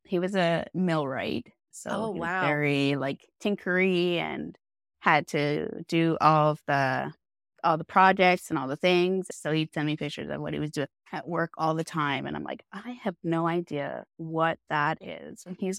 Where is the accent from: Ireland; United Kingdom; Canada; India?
Canada; High Level, Alberta; I am from High Level, Alberta, so way at the top of Alberta.